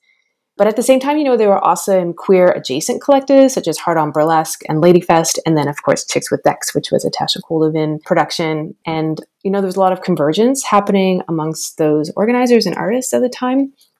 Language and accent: English; the Maritimes, Canada; now in Ottawa, Canada; and I came to Ottawa in 1991 and have been living in Ottawa on and off since 1991. And I grew up in and around the Maritimes. As an Army kid, I had the opportunity to live in lots of small places in and around our Atlantic provinces